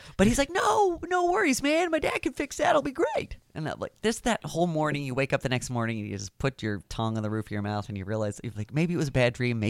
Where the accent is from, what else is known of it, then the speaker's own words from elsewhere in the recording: Northern Virginia, United States; also born or lived in Morgantown, West Virginia; I grew up in Northern Virginia, like I said, so I went to West Springfield High School